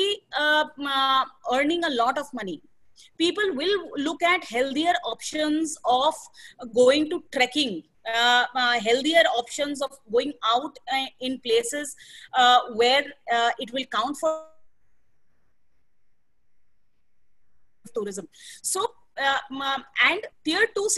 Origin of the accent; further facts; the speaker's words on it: Bihar, India; I hail from Bihar